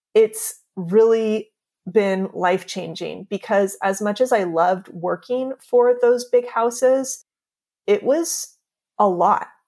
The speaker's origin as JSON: {"language": "English", "region": "California", "country": "United States", "tie": "born or raised there", "also_born_or_lived": "New York", "moved": "as an adult", "lives_now": "Pacific Grove, United States", "said": "We're both from California, And we actually both, we grew up about fifteen minutes away from each other"}